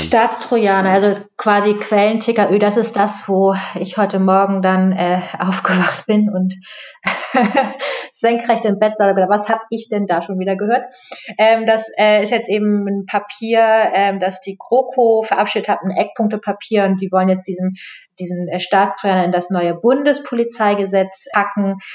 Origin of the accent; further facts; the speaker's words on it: Germany; wir als Deutsche